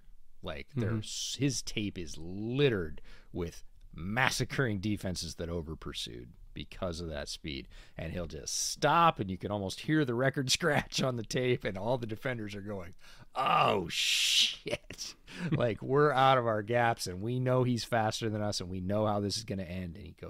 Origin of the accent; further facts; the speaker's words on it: near Syracuse, New York, United States; I grew up right near Syracuse.